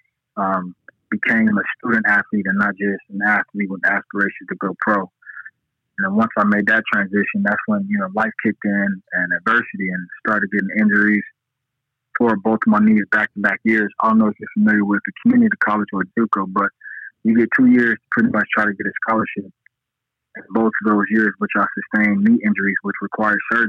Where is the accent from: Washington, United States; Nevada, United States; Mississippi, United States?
Nevada, United States; Las Vegas; I'm from Las Vegas, Nevada.